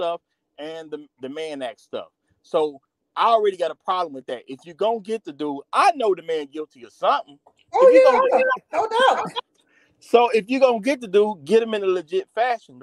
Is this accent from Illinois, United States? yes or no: yes; Chicago, Illinois, United States; I'm from Chicago.